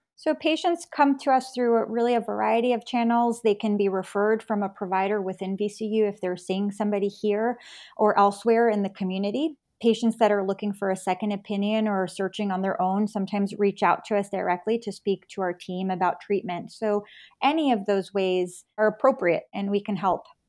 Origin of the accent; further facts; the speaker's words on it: New York, United States; moved away as an adult; also born or lived in North Carolina / San Francisco, California; now in Virginia, United States; I grew up in New York